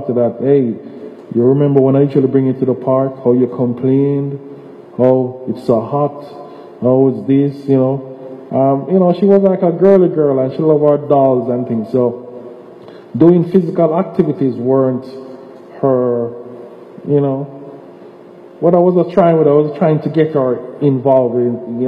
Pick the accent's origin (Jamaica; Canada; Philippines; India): Jamaica; moved away; as a child growing up in Jamaica